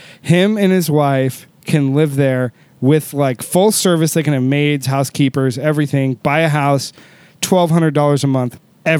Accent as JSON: {"language": "English", "country": "United States", "also_born_or_lived": "Houston", "said": "where are you from originally? And I was like, well, originally America. I was like, right now I live in Houston."}